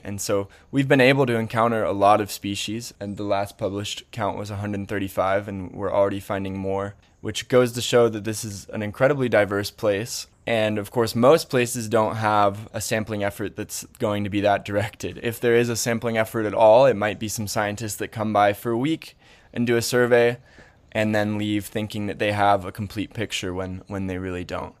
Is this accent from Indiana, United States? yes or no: yes; Indiana, United States; going out into the woods where I grew up in Indiana.